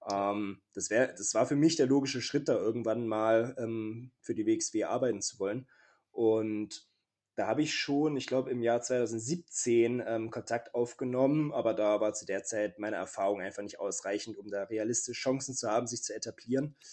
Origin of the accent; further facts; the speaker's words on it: Leipzig, Saxony, Germany; Leipzig, meine Heimatstadt.